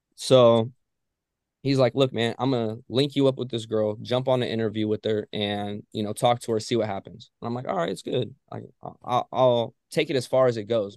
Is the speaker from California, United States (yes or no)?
yes; Ojai, California, United States; I'm from Ojai, California